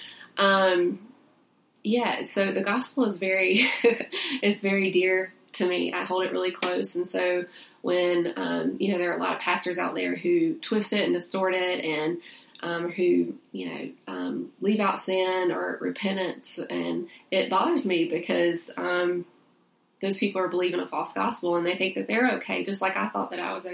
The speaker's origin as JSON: {"language": "English", "town": "Salisbury", "region": "North Carolina", "country": "United States", "tie": "born or raised there", "said": "I'm originally from Salisbury, North Carolina. That's where I grew up and went to high school and everything"}